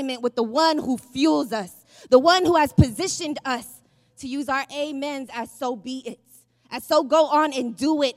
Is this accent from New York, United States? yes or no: no; San Francisco, California, United States; I'm from San Francisco